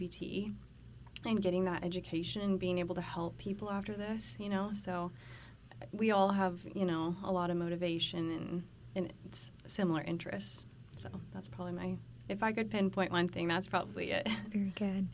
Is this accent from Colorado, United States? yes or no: yes; Colorado, United States; moved away as an adult; now in Texas, United States; I'm originally from Colorado. I also moved here about a year ago to start school